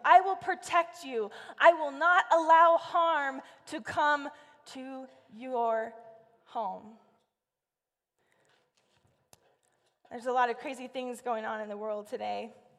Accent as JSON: {"language": "English", "region": "California", "country": "United States", "tie": "born or raised there", "said": "See, I grew up in Central California, and it got really, really hot."}